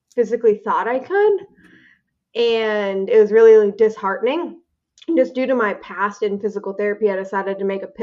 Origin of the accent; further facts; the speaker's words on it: Minnesota, United States; moved away as an adult; also born or lived in North Dakota; I am from Minnesota originally